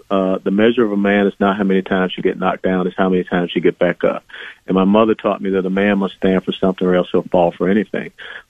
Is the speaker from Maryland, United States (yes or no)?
no; Atlanta, Georgia, United States; I was born in a blacks-only hospital in Atlanta, Georgia. I grew up in the cradle of the civil rights movement there in the old Fourth Ward neighborhood of Atlanta, Georgia